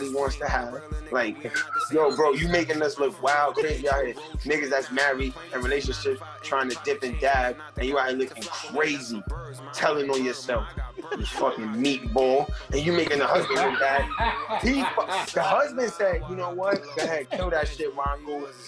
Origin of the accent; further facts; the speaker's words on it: New York City, New York, United States; I come from the Bronx, New York